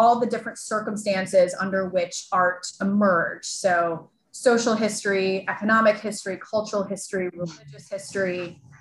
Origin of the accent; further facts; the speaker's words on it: Chicago, Illinois, United States; I grew up in Chicago.